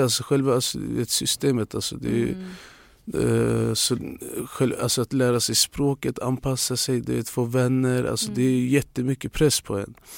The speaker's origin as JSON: {"language": "Swedish", "town": "Luleå", "region": "Norrbotten County", "country": "Sweden", "tie": "born or raised there", "second_language": "Swedish", "moved": "yes", "lives_now": "Stockholm, Sweden", "said": "alla i min hemstad"}